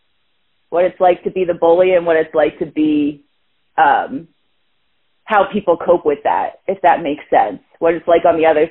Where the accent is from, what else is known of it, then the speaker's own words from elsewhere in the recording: New Jersey, United States; moved away as an adult; now in California, United States; I was raised in Jersey, so, like, Jersey girl through and through